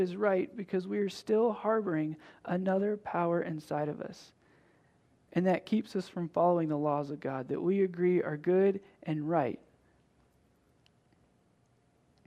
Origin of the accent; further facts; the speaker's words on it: Tennessee, United States; I'm from Tennessee.